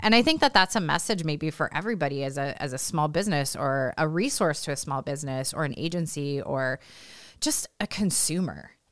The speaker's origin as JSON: {"language": "English", "region": "California", "country": "United States", "tie": "born or raised there", "moved": "yes", "lives_now": "Iowa, United States", "said": "I'm not a native Iowan. Um, I'm a native Californian"}